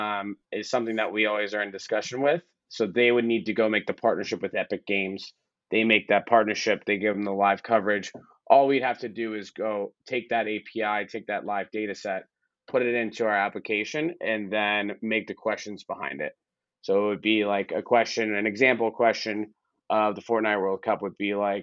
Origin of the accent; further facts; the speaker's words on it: Boston, Massachusetts, United States; moved away; I'm from Boston originally, so I'm a Pats fan.